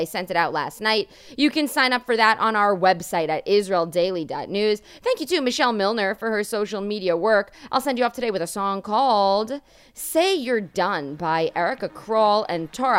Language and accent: English; New York, United States; growing up in New York